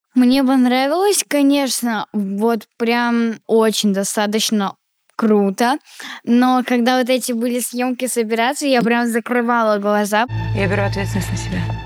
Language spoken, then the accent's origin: Russian; Saint Petersburg, Russia; я, кстати, родилась в Питере